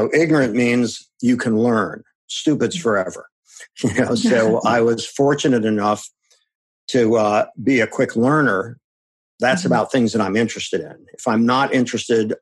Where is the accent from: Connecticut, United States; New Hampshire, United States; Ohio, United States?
Ohio, United States; Akron; moved away as an adult; also born or lived in Madison, Wisconsin; I grew up in Akron, Ohio.